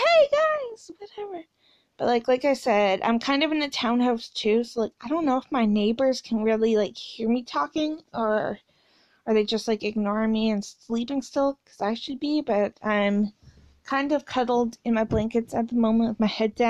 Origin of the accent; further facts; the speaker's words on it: Canada; I'm Canadian